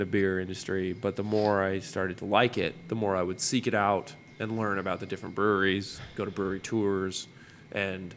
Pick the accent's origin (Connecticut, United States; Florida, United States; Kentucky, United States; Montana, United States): Montana, United States; moved away; I hail from Montana, and I went to college there